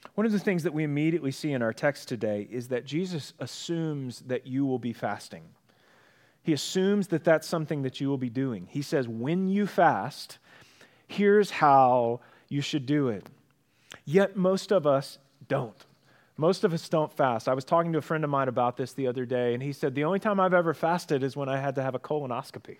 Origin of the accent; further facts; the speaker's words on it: United States; We are American